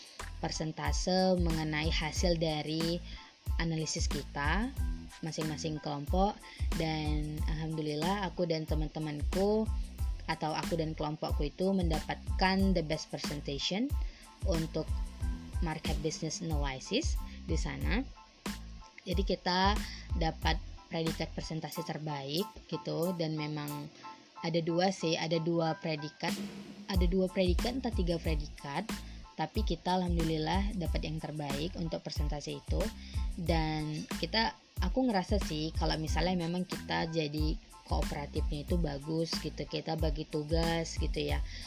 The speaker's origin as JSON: {"language": "Indonesian", "region": "North Sumatra", "country": "Indonesia", "said": "hanya aku yang berasal dari Sumatera Utara"}